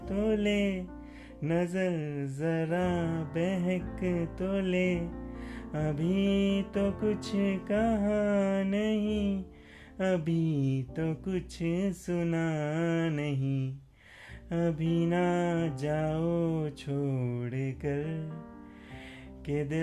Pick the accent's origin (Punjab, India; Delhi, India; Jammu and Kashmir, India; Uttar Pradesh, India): Punjab, India; Patiala; moved away as an adult; now in Gurgaon, India; वैसे मेरा बचपन पटियाला में बीता है लेकिन एमबीए के बाद से मैं दिल्ली गुड़गांव में ही रह रहा